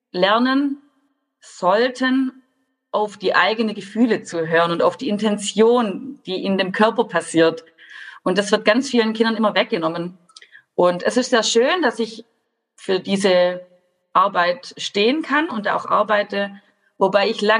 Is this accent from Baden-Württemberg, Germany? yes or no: yes; Baden-Württemberg, Germany; ich komme aus Baden-Württemberg, das hört ihr bestimmt an meinem Dialekt.